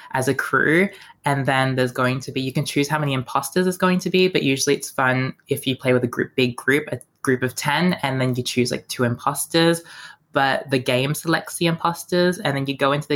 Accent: Melbourne, Victoria, Australia; growing up in Melbourne

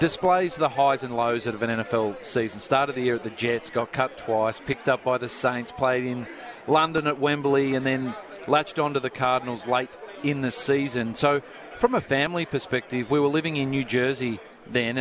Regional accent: Australia; moved away as an adult; being Australian

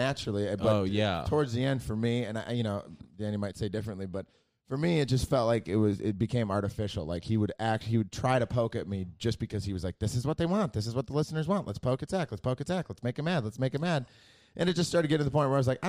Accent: Rockford, Illinois, United States; moved away; where I'm from, Rockford, Winnebago

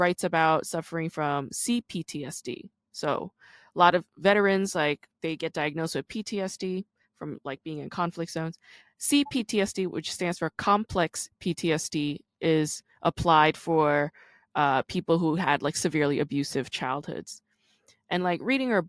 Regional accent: Busan, South Korea; now in United States; I was born in South Korea. I grew up in Busan.

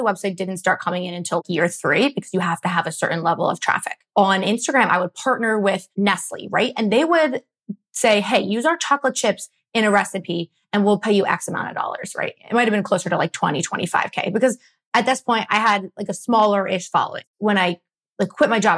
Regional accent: Philadelphia, Pennsylvania, United States; I'm from Philly, born and raised in the suburbs

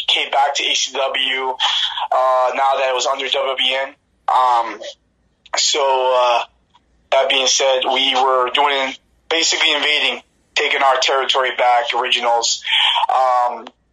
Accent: Newark, New Jersey, United States; moved away; I'm from Newark, New Jersey. We both kind of grew up in similar, like, you know, kind of areas and the projects

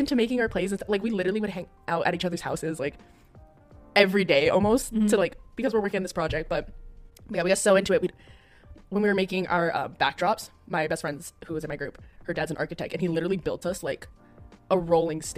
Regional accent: Hawaii, United States; growing up in Hawaii

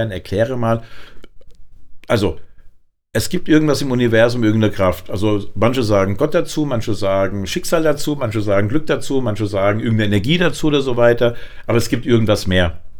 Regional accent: Frankfurt, Hesse, Germany; aber ich als Frankfurter

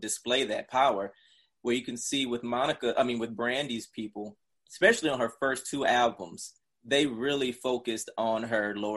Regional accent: South Side, Georgia, United States; growing up in South Side, you didn't have a lot

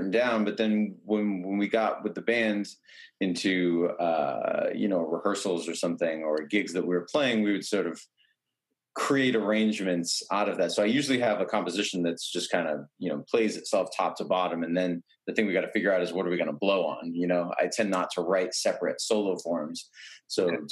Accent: New Bedford, Massachusetts, United States; my hometown of New Bedford, Mass

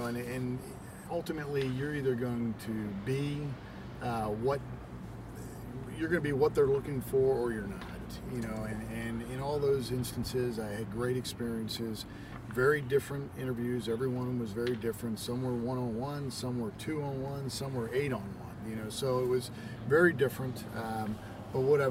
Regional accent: Philadelphia, Pennsylvania, United States; moved away; working for the Phillies, but being that it was my hometown team

